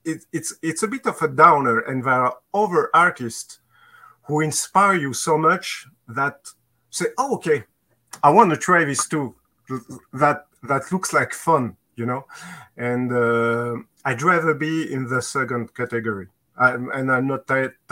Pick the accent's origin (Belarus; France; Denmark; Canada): France; accent: Maurice Chevalier (French); English is a second language